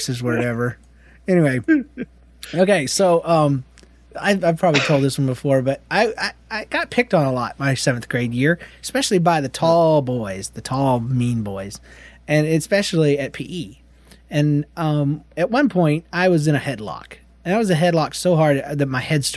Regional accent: Georgia, United States; accent: Georgia redneck; my little southern accent, my little Georgia redneck accent

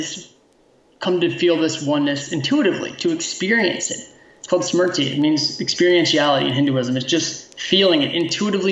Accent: United States; being an American who was raised by a teacher

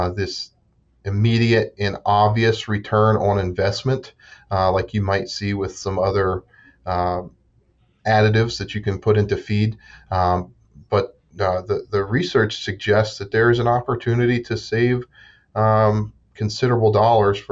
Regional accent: Southeast Ohio, United States; moved away as an adult; also born or lived in West Virginia; now in Pennsylvania, United States; I grew up in Southeast Ohio on a small cow-calf

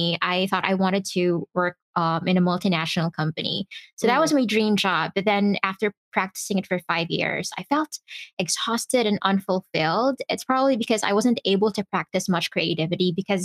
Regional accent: Philippines; I am from the Philippines.

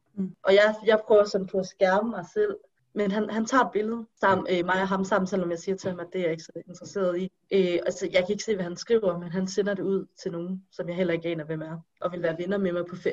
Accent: Denmark; jeg er født og opvokset i Danmark

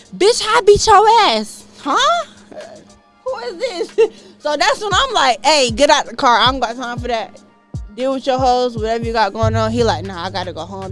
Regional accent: Jacksonville, Florida, United States; moved away as an adult; now in Atlanta, United States; I'm from Jacksonville, Florida

